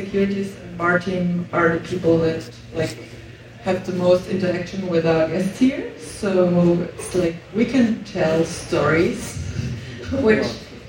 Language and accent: English; Upper Austria, Austria; moved away as an adult; now in Vienna, Austria; Well, originally I'm from Upper Austria.